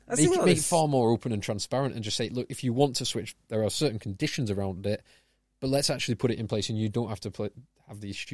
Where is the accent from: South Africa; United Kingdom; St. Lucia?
United Kingdom; England; as an Englishman